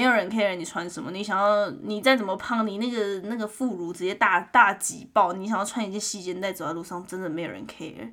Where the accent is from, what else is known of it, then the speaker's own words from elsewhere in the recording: Taiwan; now in Calgary, Canada; 我们在台湾长大受教育